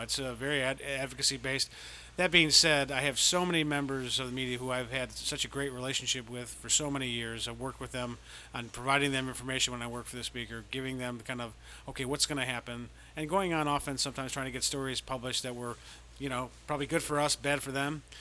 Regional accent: Chicago, Illinois, United States; moved away as an adult; also born or lived in Washington, D.C.; I'm from the South Side of Chicago, and I'm a White Sox fan

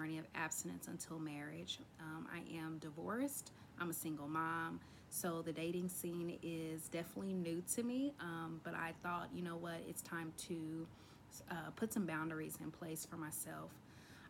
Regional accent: Texas, United States; I am 30 from Texas

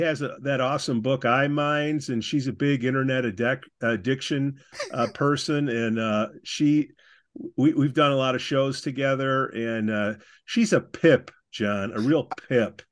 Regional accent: Chicago, Illinois, United States; accent: Chicago; I'm from Chicago, inner city, and I got this dialect.

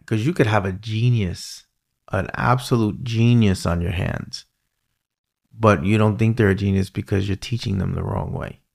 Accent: New York, United States; accent: New York; my New York accent

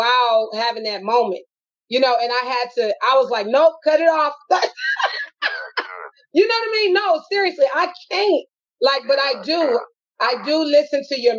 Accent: Los Angeles, California, United States; we are from Watts, California

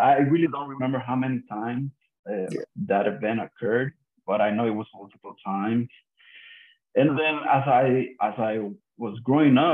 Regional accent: Puerto Rico; the street that I grew up in Puerto Rico

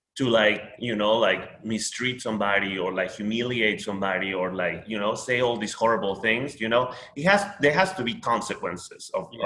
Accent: Peru; English is a second language; now in United States; I am Peruvian, born and raised.

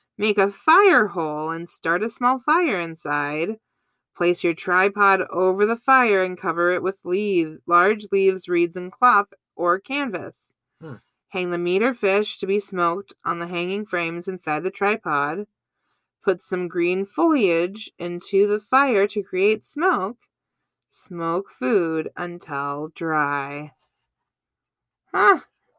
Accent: Boston, Massachusetts, United States; accent: Boston; Hey, I'm from Boston.

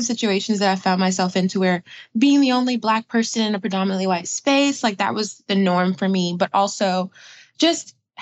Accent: Atlanta, Georgia, United States; also born or lived in Brooklyn, New York; I'm from Atlanta, Georgia. I was originally from Brooklyn, New York, and moved to Georgia when I was very young.

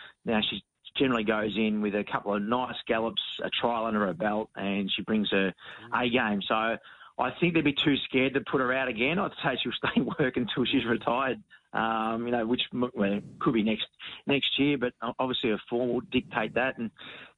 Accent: Williamstown, Victoria, Australia; at the pub in Williamstown, my hometown.

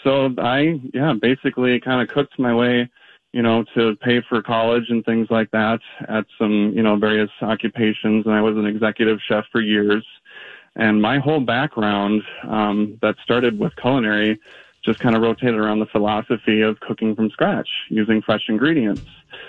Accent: Minnesota, United States; being a Minnesotan

